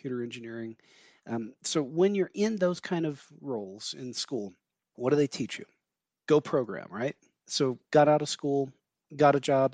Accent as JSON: {"language": "English", "region": "Georgia", "country": "United States", "tie": "born or raised there", "said": "I grew up in Georgia"}